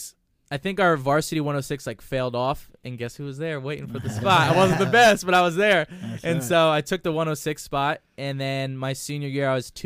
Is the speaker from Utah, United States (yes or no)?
no; New Jersey, United States; moved away; growing up in Jersey